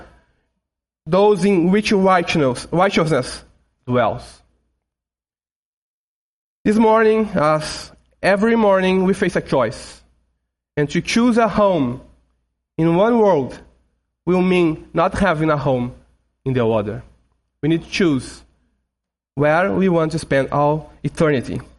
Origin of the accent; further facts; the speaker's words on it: Brazil; first language Portuguese; English is a second language; Portuguese, my mother language. I and my family, we are from Brazil, so we speak Portuguese